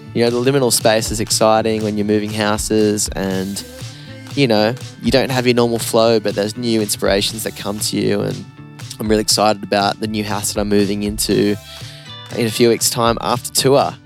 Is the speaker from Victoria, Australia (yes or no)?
no; Newcastle, New South Wales, Australia; I'm from Newcastle, like, the south end of Newcastle, grew up on Lake Macquarie